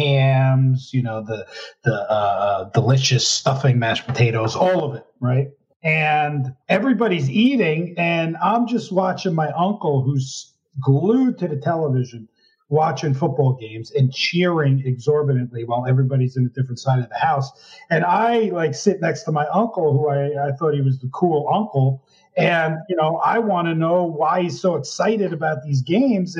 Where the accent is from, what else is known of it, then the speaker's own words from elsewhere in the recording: Park Ridge, New Jersey, United States; I grew up in Park Ridge, New Jersey, northern New Jersey, right outside, probably 40-minute drive outside New York City